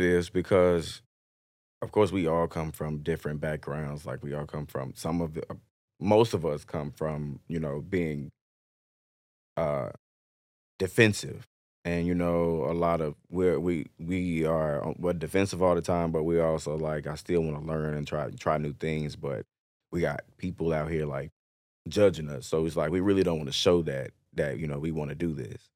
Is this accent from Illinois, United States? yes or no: yes; Chicago, Illinois, United States; also born or lived in Mississippi; now in Dallas, United States; born in Mississippi, but I lived most of my life in Chicago